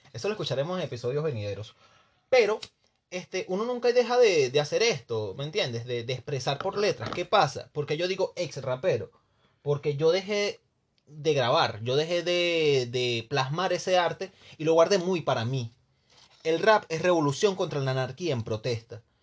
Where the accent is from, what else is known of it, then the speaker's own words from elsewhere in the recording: Venezuela; moved away; yo soy un joven venezolano